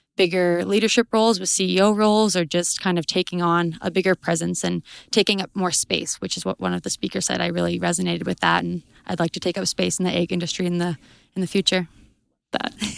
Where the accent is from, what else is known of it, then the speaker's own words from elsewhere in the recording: High River, Alberta, Canada; I am from High River, Alberta